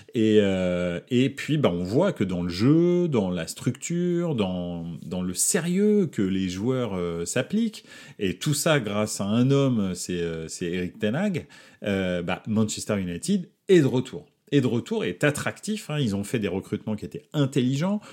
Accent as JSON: {"language": "French", "town": "Paris", "region": "Île-de-France", "country": "France", "tie": "born or raised there", "said": "je suis né à Paris"}